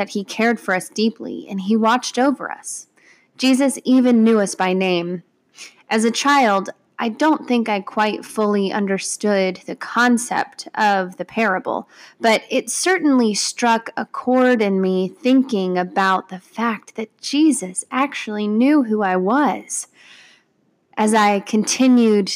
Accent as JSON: {"language": "English", "town": "Parkersburg", "region": "West Virginia", "country": "United States", "tie": "born or raised there", "said": "I grew up in Parkersburg, West Virginia, and my family attended the Pink Church"}